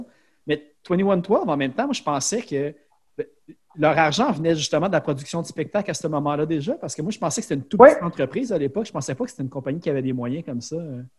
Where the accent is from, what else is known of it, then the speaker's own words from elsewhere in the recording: Laval, Quebec, Canada; je viens de Sainte-Dorothée à Laval